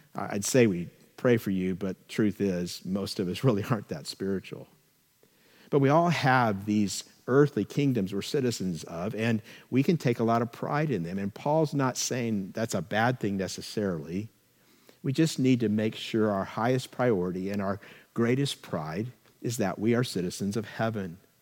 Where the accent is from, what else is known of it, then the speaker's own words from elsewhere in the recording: California, United States; we're very proud of being Californians